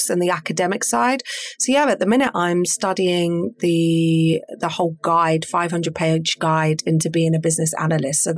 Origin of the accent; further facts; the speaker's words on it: Peterborough, East of England, United Kingdom; I am local, born and bred Peterborough. And so I grew up in Orton